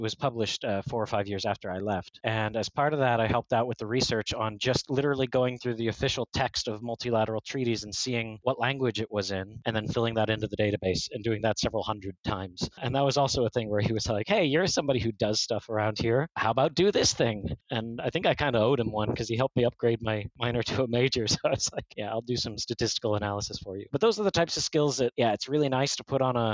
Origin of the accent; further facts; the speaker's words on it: Oklahoma, United States; born there; I was born in Oklahoma, man. I never left the States prior to that. You know, I didn't speak any languages.